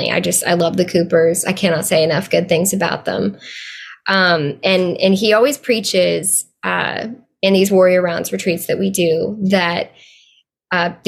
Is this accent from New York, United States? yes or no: no; Arkansas, United States; I grew up in Arkansas